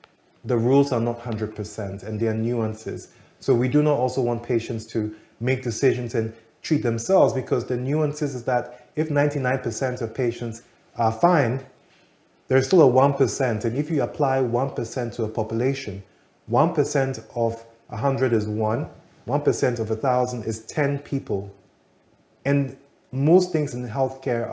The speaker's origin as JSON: {"language": "English", "country": "Ghana", "said": "As a Ghanaian"}